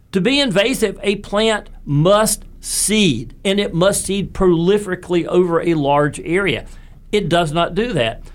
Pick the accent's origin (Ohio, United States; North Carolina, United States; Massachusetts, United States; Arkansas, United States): North Carolina, United States; Raleigh; growing up in West Raleigh